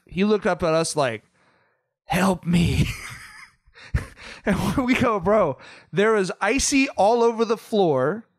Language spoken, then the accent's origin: English; Southern California, United States; We're from Southern California.